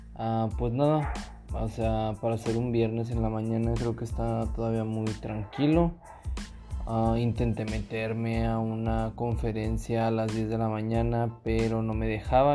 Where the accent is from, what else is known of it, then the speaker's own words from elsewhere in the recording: Monterrey, Nuevo León, Mexico; Soy de Monterrey